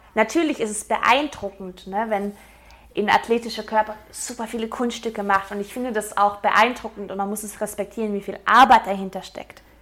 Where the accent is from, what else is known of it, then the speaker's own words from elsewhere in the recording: Swabia, Baden-Württemberg, Germany; ich bin eigentlich Schwabe